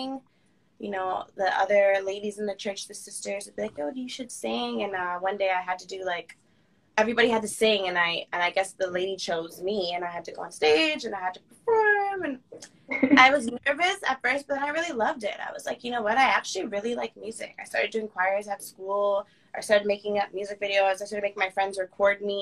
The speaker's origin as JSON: {"language": "English", "town": "Toronto", "region": "Ontario", "country": "Canada", "tie": "born or raised there", "said": "I'm born in Toronto. I grew up in Toronto, like Peel region, then I moved to Toronto."}